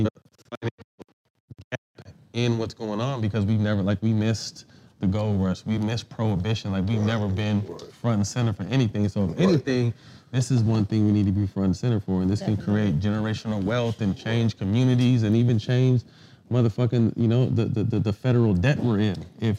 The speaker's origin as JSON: {"language": "English", "town": "Sacramento", "region": "California", "country": "United States", "tie": "born or raised there", "said": "I grew up in Sac."}